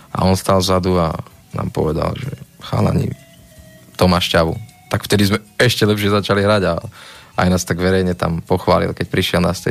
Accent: Nitra, Nitra Region, Slovakia; my sme z Nitry

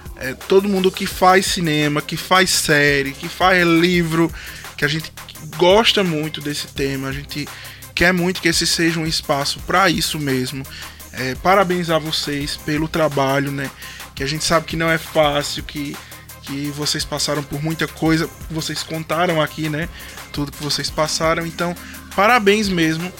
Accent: Lagoa dos Gatos, Pernambuco, Brazil; eu sou de Lagoa dos Gatos e o pessoal da minha cidade comenta muito sobre Papo Pop. Porque, como eu sou de lá

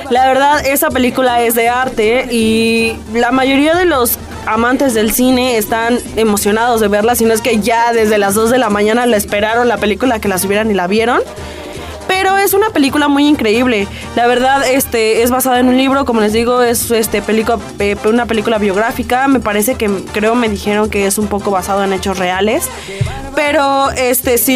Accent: Mexico

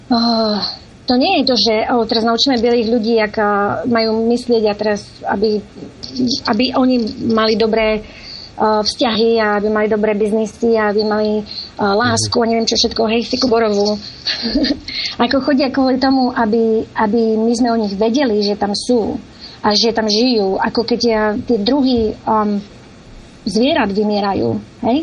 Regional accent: Slovakia; also born or lived in East Coast, United States; now in United States

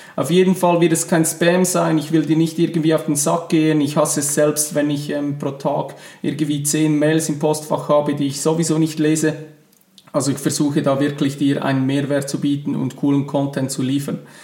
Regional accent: Switzerland; accent: Swiss German; first language Swiss German; ihr hört es schon an meinem Akzent. Meine Muttersprache ist normal Schweizerdeutsch.

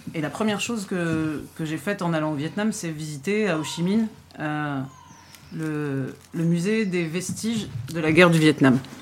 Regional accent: France

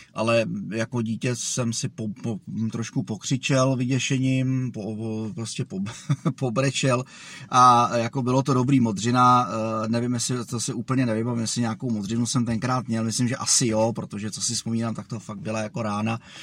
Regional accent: Zdechovice, Pardubice Region, Czechia; also born or lived in Žehušice; přízemní byt, který jsme, e, měli, když jsem byl malej ve Zdechovicích

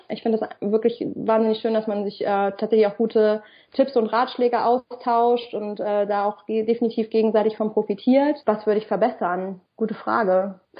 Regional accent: Kassel, Hesse, Germany; ich komme ja ursprünglich aus Kassel

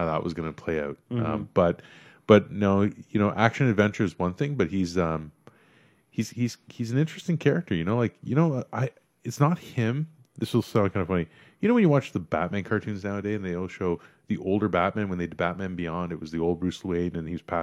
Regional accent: India; now in Canada; as an immigrant coming into the country, and I was born in India, coming here

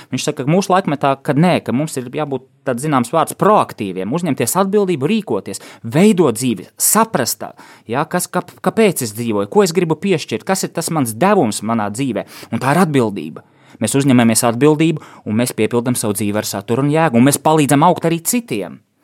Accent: Riga, Latvia; moved away as an adult; es esmu dzimis un audzis Rīgā

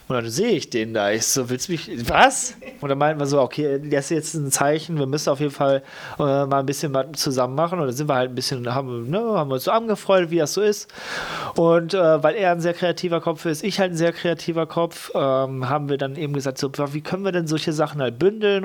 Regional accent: Lippstadt, North Rhine-Westphalia, Germany; also born or lived in Geseke; now in Cologne, Germany; dann komme ich halt aus Lippstadt und nicht da, wo ich geboren wurde in Geseke

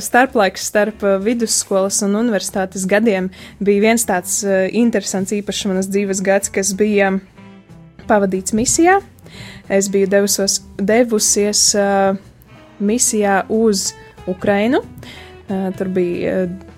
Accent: Strēlnieki, Eglaine Parish, Ilūkste Municipality, Latgale, Latvia; moved away as an adult; also born or lived in Bebrene; now in Daugavpils, Latvia; to es pavadīju Ilūkstas novada Eglainas pagasta strēlniekos, jeb eh, tā ir tāda vieta starp Eglaini un Subati, un tur es pavadīju savu bērnību, savu, savus pusauģu gadus.

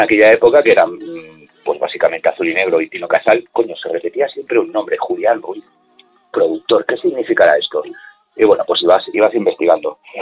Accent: Castile and León, Spain; now in Alicante, Spain; cuando vivíamos en el pueblo, yo soy de León, de un pueblecito pequeño, eh, minero

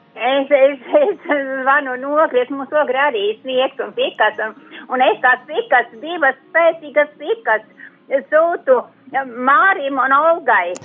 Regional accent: Balvi Municipality, Latgale, Latvia; moved away; uz savu latgales puses baunovadu. novadu E, uz saviem radiem, draugiem, kas man tur ir, uz manu dzimto pusīti

